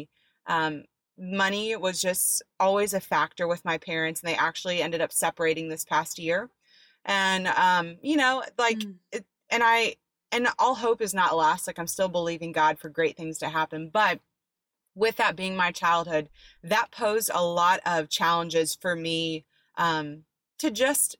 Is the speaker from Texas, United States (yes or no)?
yes; Dallas-Fort Worth area, Texas, United States; also born or lived in Florida; I was born in Florida, raised in a Dallas-Fort Worth area.